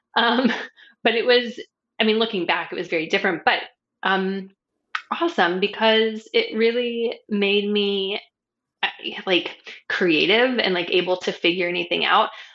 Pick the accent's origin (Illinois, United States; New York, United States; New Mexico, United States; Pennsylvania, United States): New Mexico, United States; also born or lived in San Francisco Bay Area, California / Arizona; now in Hawaii, United States; I grew up in New Mexico